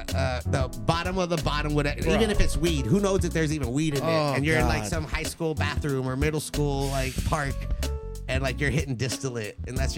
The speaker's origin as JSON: {"language": "English", "town": "Los Angeles", "region": "California", "country": "United States", "said": "Like I'm from the Valley. I'm from LA."}